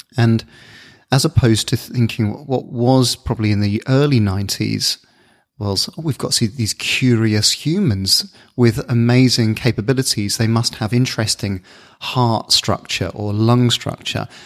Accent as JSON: {"language": "English", "town": "Bournemouth", "region": "South West England", "country": "United Kingdom", "tie": "born or raised there", "also_born_or_lived": "Luton", "said": "they moved us to the south coast, a little town called Bournemouth."}